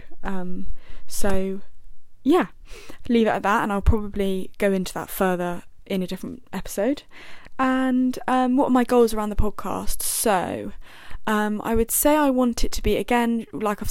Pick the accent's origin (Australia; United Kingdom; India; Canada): United Kingdom; Buckinghamshire, South East England; I am 21 years old and I'm from Buckinghamshire.